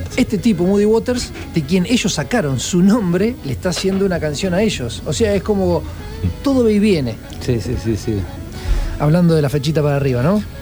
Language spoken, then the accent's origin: Spanish; Córdoba, Argentina; yo soy cordobés